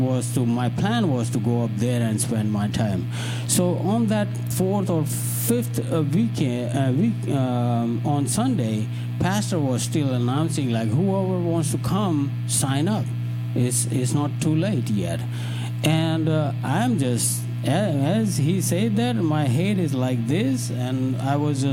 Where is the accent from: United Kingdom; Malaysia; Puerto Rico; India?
India; English is a second language; now in United States; I'm from India